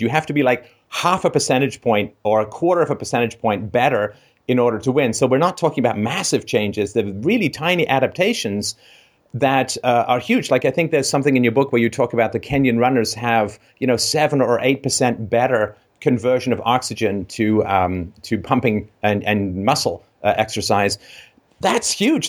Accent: Ireland; I was born in Ireland

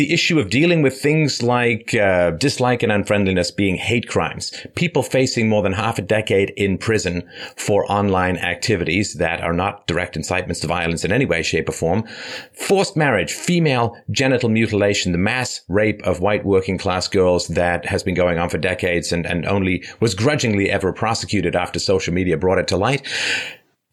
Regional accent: London, United Kingdom; moved away; I grew up in London, England

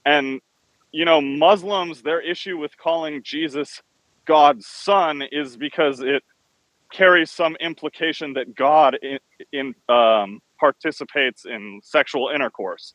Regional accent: Iran; moved away; I'm from Iran originally

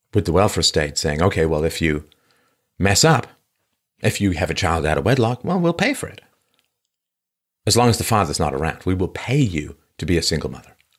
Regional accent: London, United Kingdom; my early childhood growing up in London

